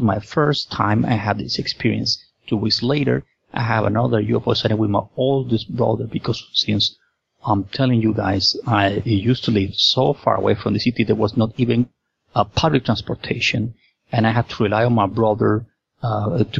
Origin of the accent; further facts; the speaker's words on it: Lima, Peru; I was born and raised in Lima, Peru